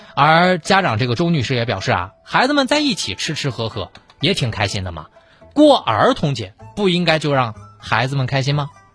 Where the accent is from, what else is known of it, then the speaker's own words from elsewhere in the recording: China; 我们中国人的一些朴素的道理